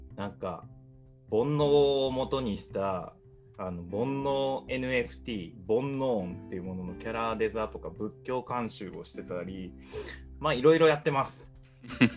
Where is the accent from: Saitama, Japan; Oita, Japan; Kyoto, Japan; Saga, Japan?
Kyoto, Japan; 僕が京都出身だって言ったら